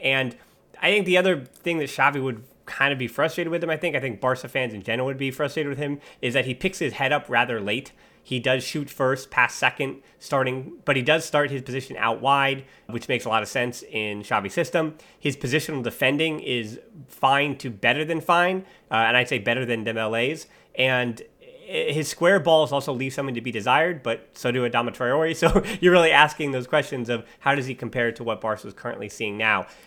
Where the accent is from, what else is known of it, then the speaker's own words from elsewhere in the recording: United States; my American bias